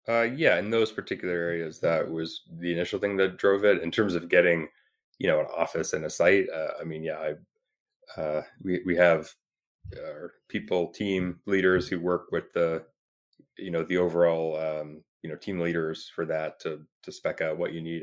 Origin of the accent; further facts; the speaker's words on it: Toronto, Ontario, Canada; now in Bay Area, United States; I'm from Toronto, so I, you know, kind of pretty familiar with the area